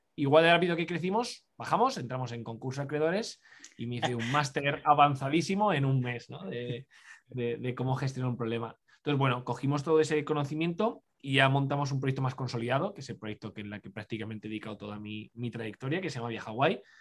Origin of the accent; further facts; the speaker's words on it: Cuenca, Castilla-La Mancha, Spain; moved away as an adult; now in Madrid, Spain; yo soy de Cuenca, una ciudad muy pequeñita, eh, aquí entre, de, de, de Madrid, entre Madrid y Valencia.